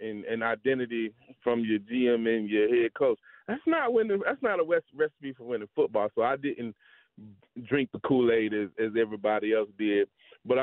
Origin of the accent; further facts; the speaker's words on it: Atlanta, Georgia, United States; I'm from Atlanta